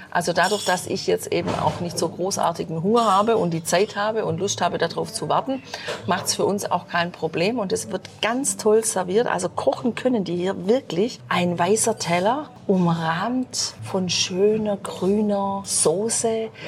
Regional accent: Germany; bei uns in Deutschland

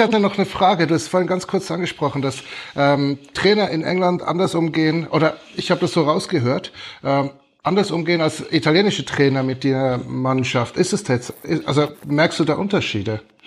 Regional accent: Switzerland; als Schweizer

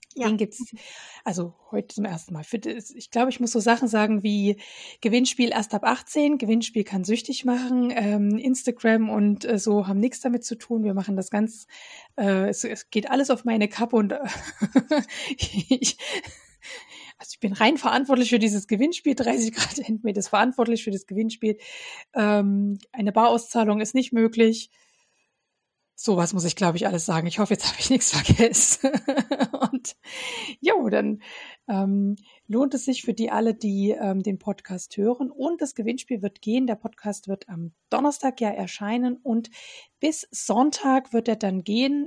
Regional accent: Radebeul, Saxony, Germany; in meiner Heimatstadt Radebeul, was übrigens neben Dresden liegt

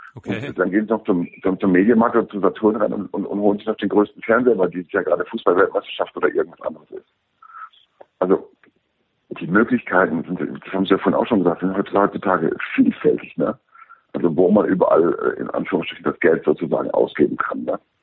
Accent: Germany; bei uns in Deutschland

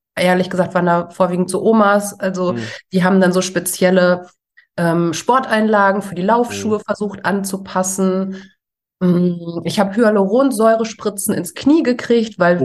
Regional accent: Ruhr area, North Rhine-Westphalia, Germany; also born or lived in Essen; Wir kommen ja alle irgendwie aus dem Ruhrgebiet

